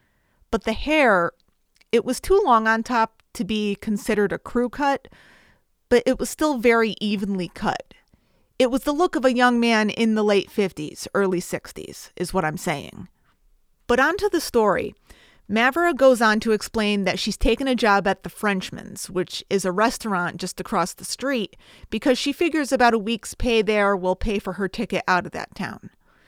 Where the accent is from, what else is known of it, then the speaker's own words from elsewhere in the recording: Connecticut, United States; I was, to be fair, born in the 1980s, and I'm from Connecticut.